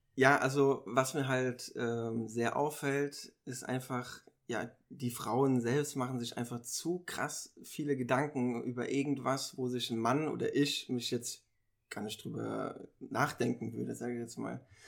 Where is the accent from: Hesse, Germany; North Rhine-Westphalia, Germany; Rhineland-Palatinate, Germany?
Rhineland-Palatinate, Germany; Mainz; ich komme aus Mainz ich bin 28 Jahre alt